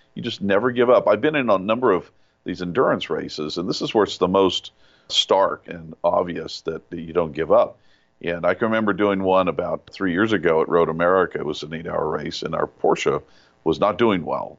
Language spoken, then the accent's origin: English; Yucaipa, California, United States; walking home from school in this little town in Yucaipa, I grew up in California